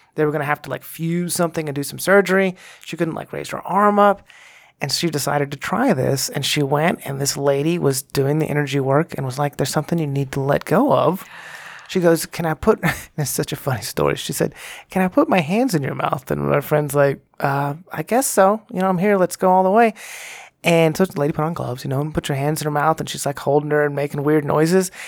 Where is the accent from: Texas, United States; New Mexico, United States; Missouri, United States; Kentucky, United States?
Texas, United States; moved away as an adult; now in Colorado, United States; growing up in Texas, when I did in the nineties